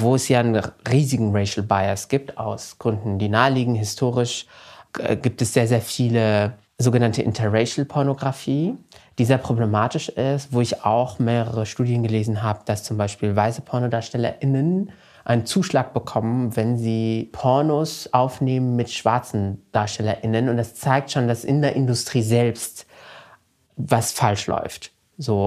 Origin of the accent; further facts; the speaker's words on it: Morocco; moved away; ich bin ja in Marokko zur Schule gegangen